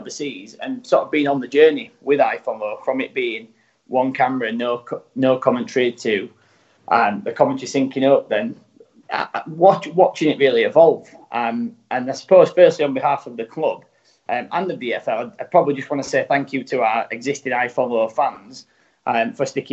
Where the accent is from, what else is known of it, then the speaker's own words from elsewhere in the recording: Rotherham, Yorkshire and the Humber, United Kingdom; moved away as an adult; also born or lived in Dubai / New York; I'm actually from Rotherham